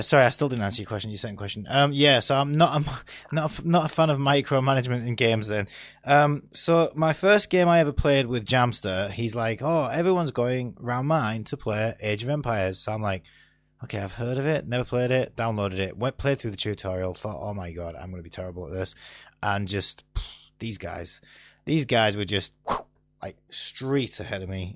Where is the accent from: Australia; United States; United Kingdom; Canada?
United Kingdom; Stockton-on-Tees, North East England; I'm from Stockton